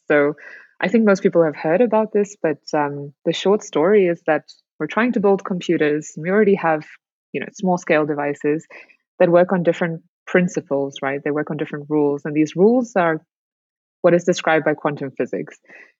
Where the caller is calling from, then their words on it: South Africa; I'm good, thanks. I'm calling in from South Africa, actually.